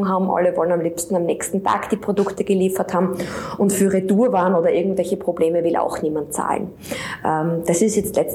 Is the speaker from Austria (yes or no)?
yes; Steins, Styria, Austria; Und ich bin selber in Steins in der Steiermark am Land aufgewachsen